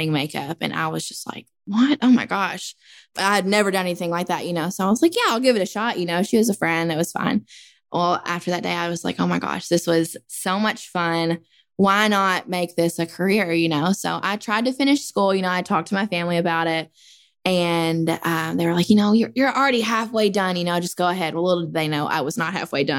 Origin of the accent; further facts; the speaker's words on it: Princeton, Kentucky, United States; I'm from Princeton, Kentucky, and I work at the Q Salon in Princeton.